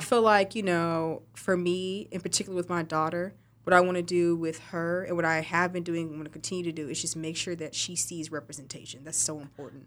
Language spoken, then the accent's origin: English; West Texas, United States; moved away; I'm from West Texas.